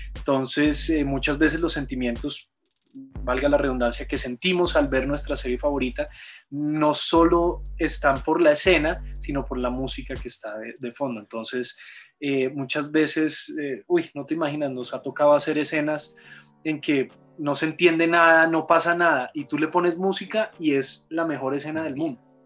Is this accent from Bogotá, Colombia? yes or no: yes; Bogotá, Colombia; yo soy de Bogotá, Colombia.